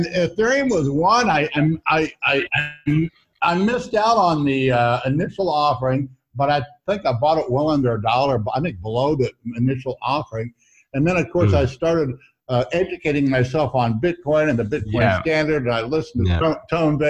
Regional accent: Missouri, United States; I'm from Missouri

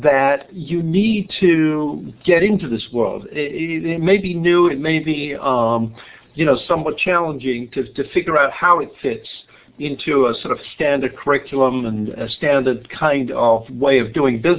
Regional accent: England, United Kingdom; moved away as an adult; I was born in England, and my biography is pretty simple for about the first 27 years. I went to school in England

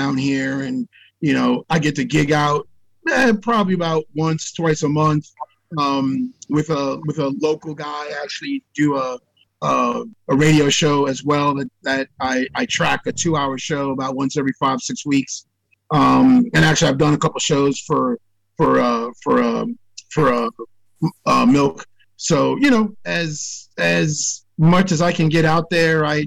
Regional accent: New York, United States; now in Virginia, United States; I grew up, was born and raised in New York, and I live in Virginia now

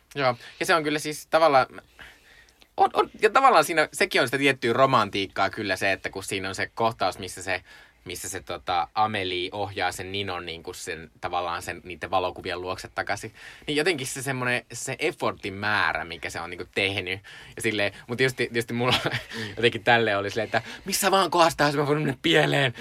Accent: Joensuu, North Karelia, Finland; mä olin siis Joensuusta kotoisin, Joensuu on aika pieni kaupunki

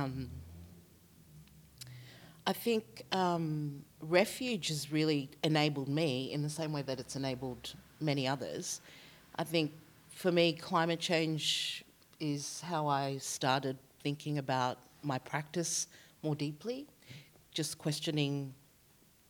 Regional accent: Australia; I was born here in Australia

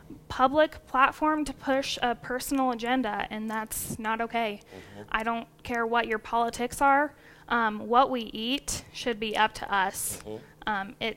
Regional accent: Eads, Colorado, United States; I was born and raised in Eads, Colorado, in the southeast corner of the state, just about 35 miles north of Lamar. Grew up I'm the fifth generation on the Uhland side, and I'm also the fifth generation on my mom's side, the Muhlenberg side

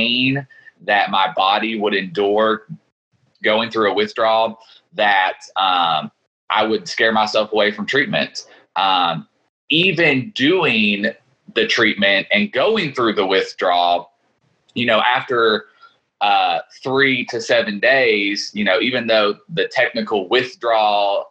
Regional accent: Lexington, Kentucky, United States; I'm born and raised in Lexington, Kentucky.

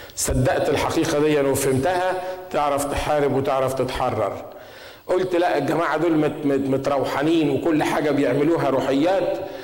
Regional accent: Egypt; عندنا في مصر

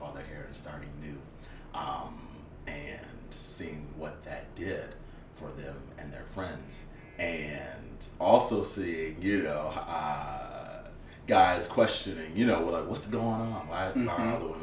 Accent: Rochester, New York, United States; moved away as an adult; now in Atlanta, United States; I'm from Rochester, New York. But I traveled to the South for school

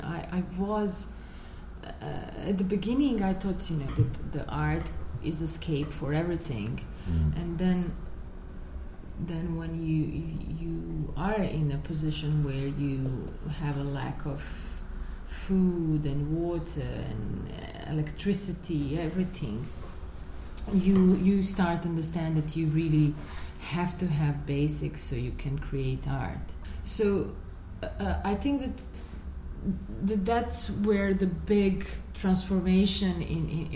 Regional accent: Sarajevo, Federation of Bosnia and Herzegovina, Bosnia & Herzegovina; born or raised there; also born or lived in Dubai

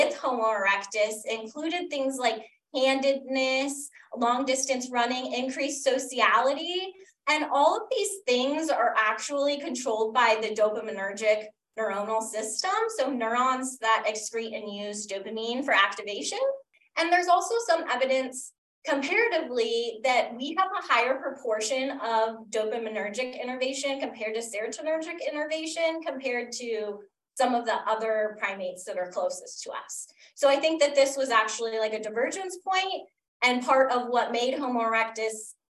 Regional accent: Woodland Park, Colorado, United States; also born or lived in Northern California; originally I was born in Northern California, but when I was about 10, my parents moved to Woodland Park, Colorado. So that's where I spent a lot of time growing up.

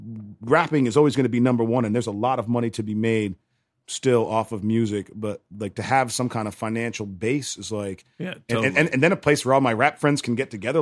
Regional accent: Hyde Park, New York, United States; I grew up in Hyde Park, New York, is where the Culinary Institute is, home of F.D. Roosevelt.

